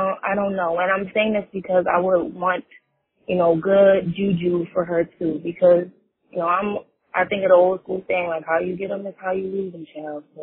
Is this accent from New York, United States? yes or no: no; Philadelphia, Pennsylvania, United States; I'm also from Philly too